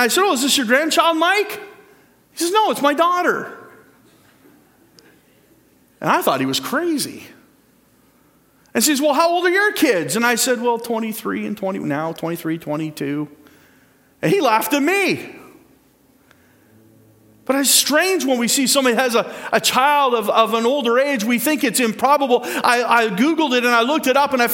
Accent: Port Dover, Ontario, Canada; I went to Port Dover Composite School too.

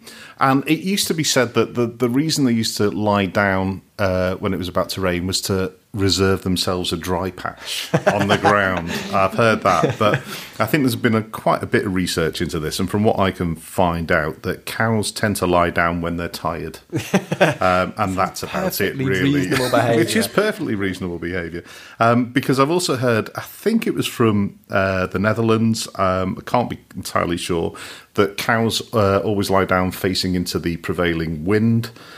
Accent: Merseyside, North West England, United Kingdom; I grew up on Merseyside.

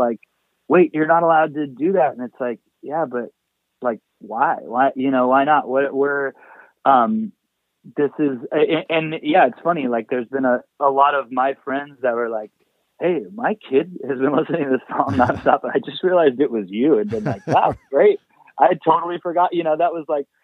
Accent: Anaheim, California, United States; also born or lived in Whittier / Long Beach / Fullerton; now in Los Angeles, United States; I grew up mostly in Anaheim

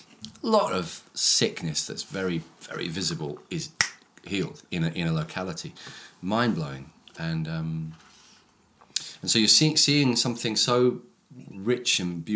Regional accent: India; I grew up in India.

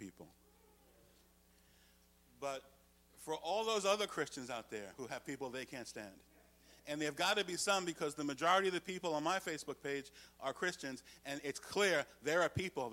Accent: United States; as an American citizen.

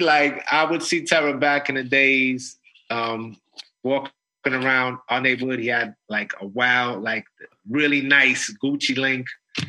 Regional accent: New York City, New York, United States; the neighborhood where I grew up in the Northeast Bronx.

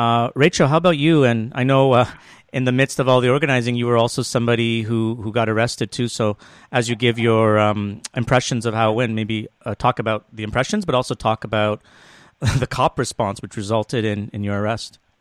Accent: Toronto, Ontario, Canada; I'm from Toronto.

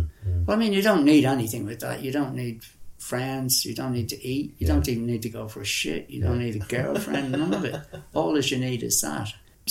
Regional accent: Ireland; moved away as an adult; also born or lived in Afghanistan / India; one of the strongest feelings of being Irish I ever had was I came back and I went feral. I was eating wild food and camping wild, living out around Sligo and Leitrim

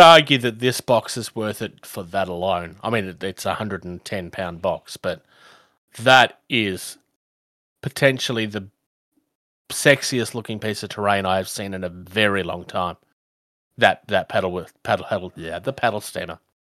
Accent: Australia; I'm from Australia

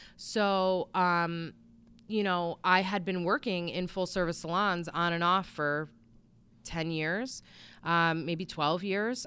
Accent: Bristol, Connecticut, United States; I'm from Bristol

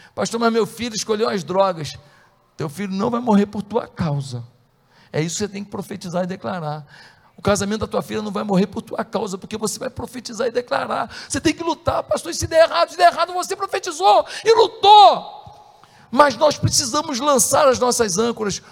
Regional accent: Brazil; also born or lived in Ipatinga, Minas Gerais; now in Rio de Janeiro, Brazil; sou do Brasil

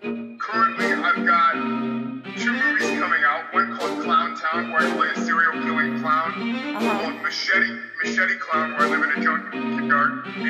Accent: Mansfield, Ohio, United States; I am from Mansfield, Ohio. It's a nice place to visit, but it's a place you really don't want to live. And I also still live here. Born and raised here. I have a sister and a brother that still live here

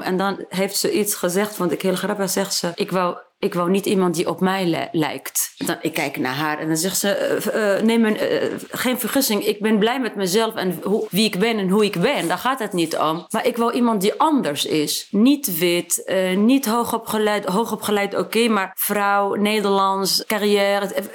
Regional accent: Tunisia; Dutch is a second language; moved away as an adult; also born or lived in France; now in Netherlands; waar ik vandaan kom, je komt uit Afrika en uit Tunesië

